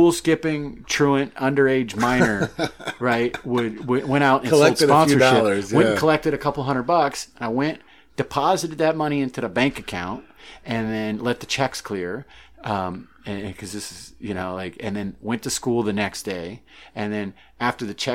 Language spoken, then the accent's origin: English; St. Louis, Missouri, United States; also born or lived in Charleston, South Carolina / Maine; that's where I say I'm from. That's my hometown. I grew up in St. Louis. I was born in Charleston, but moved there when I was like 5 or 6 years old.